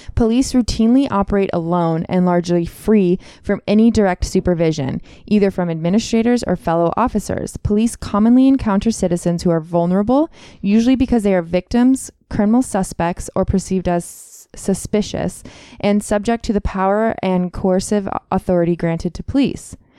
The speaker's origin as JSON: {"language": "English", "area": "Contra Costa County", "region": "California", "country": "United States", "tie": "born or raised there", "said": "I grew up in Contra Costa County"}